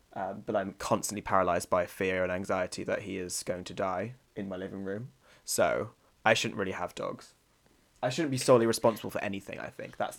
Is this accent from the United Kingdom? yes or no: yes; Bristol, South West England, United Kingdom; born there; Bristol on my passport, but I've only technically lived there for 6 months as an infant baby